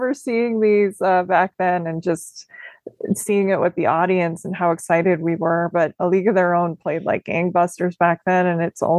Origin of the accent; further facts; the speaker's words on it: Minnesota, United States; also born or lived in Illinois; I'm from Minnesota, and I also lived in Illinois a little bit